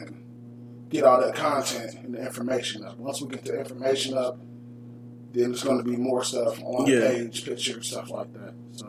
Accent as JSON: {"language": "English", "town": "Dayton", "region": "Ohio", "country": "United States", "said": "I'm from Dayton."}